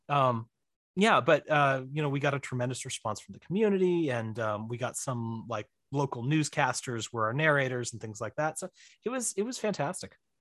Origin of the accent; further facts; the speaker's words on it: Missouri, United States; also born or lived in Florida; I'm from Missouri. I'm in Missouri. I was in Florida for a brief, all too brief three years